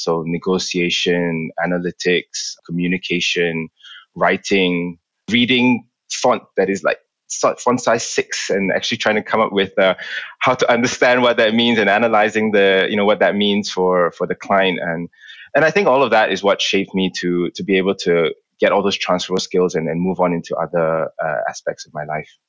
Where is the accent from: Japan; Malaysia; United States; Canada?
Malaysia; moved away as an adult; also born or lived in London, United Kingdom; I grew up in Malaysia. I was there for 18 years of my life before I moved to the UK.